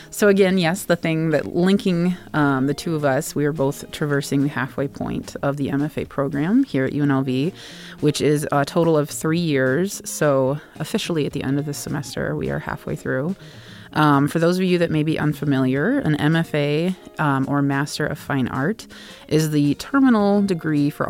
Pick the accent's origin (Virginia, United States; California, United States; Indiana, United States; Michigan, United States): Indiana, United States; South Bend; moved away as an adult; also born or lived in Columbus, Ohio; now in Las Vegas, United States; I'm from South Bend, Indiana, and I moved to Columbus, Ohio in 2016, lived there for 6 years, and I moved to here in the lovely Las Vegas in 2022